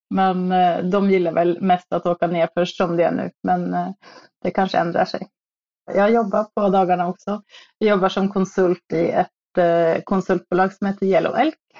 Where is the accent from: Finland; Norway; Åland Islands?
Norway; moved away as an adult; now in Stockholm, Sweden; jag kommer ju från Norge, så jag var väl på skidor från jag var tre